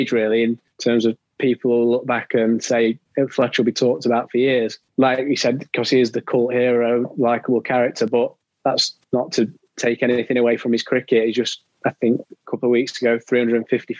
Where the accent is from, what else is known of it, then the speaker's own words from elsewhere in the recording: Bolsover, East Midlands, United Kingdom; I grew up in Derbyshire, in Bolsover near Chesterfield